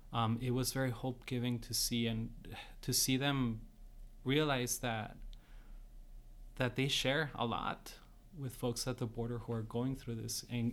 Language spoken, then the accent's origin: English; San Diego, California, United States; also born or lived in Tijuana, Mexico; So I'm from San Diego, Tijuana, Mexicali, Imperial. So from this region